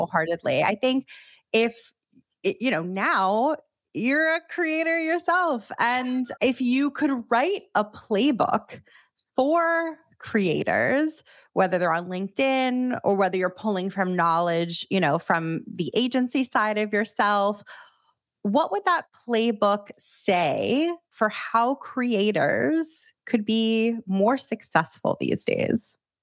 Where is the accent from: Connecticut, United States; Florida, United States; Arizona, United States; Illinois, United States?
Florida, United States; Miami; now in New York, United States; someone else who's not originally from New York, I'm from Miami